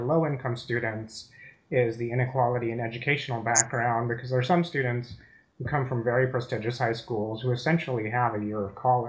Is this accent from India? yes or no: yes; India; moved away as an adult; I'm originally from India.